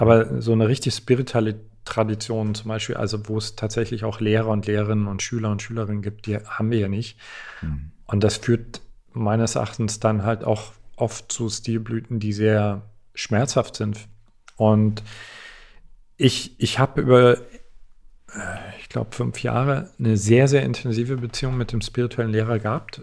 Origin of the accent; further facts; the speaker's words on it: East Germany, Germany; Ich komme aus, komme aus Ostdeutschland.